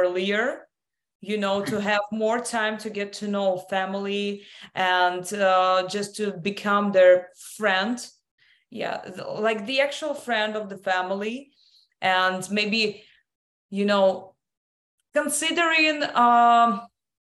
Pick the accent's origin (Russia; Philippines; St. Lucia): Russia; also born or lived in London; now in United States; I was born in Russia. I was educated in London. Then I moved to the United States.